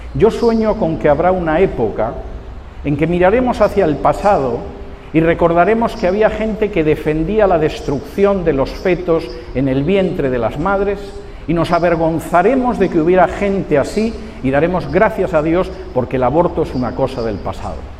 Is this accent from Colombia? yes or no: no; Spain; moved away; mi país de origen, en España